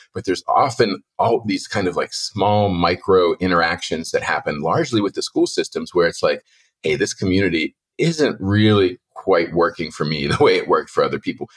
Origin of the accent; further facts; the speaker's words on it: Penn Hills, Pennsylvania, United States; I grew up in Penn Hills in the seventies, eighties, early nineties